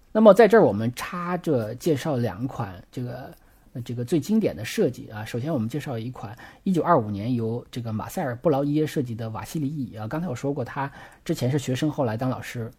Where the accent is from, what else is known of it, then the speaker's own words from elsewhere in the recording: China; 我们中国人